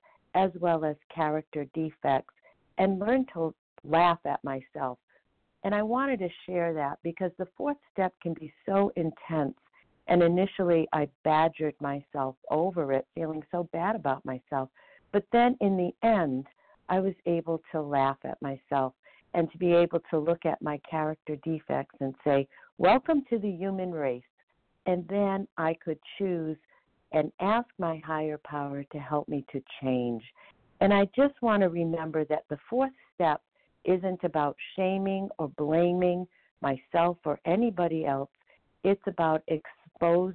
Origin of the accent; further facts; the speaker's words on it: Surprise, Arizona, United States; I'm from Surprise, Arizona